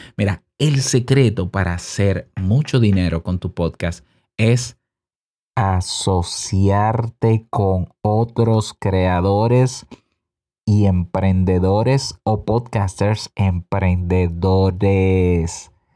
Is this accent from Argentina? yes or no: no; Dominican Republic; en mi país